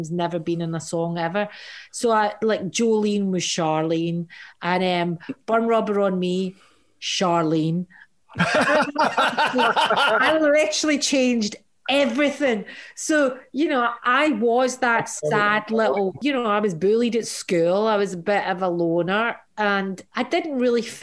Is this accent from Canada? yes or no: no; Glasgow, Scotland, United Kingdom; my growing up in Glasgow